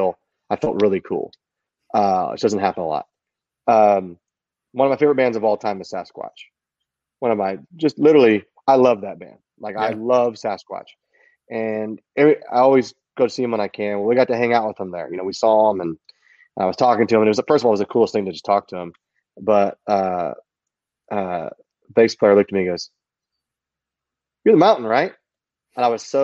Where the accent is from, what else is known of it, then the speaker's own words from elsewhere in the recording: Texas, United States; I'm from Texas